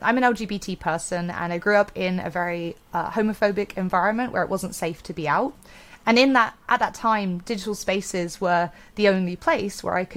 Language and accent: English; Bristol, South West England, United Kingdom; my hometown of Bristol, UK